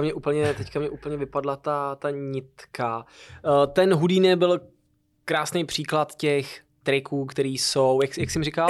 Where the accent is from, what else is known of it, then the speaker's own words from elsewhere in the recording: Hradec Králové, Hradec Králové Region, Czechia; u nás v Hradci Králové na Velkém náměstí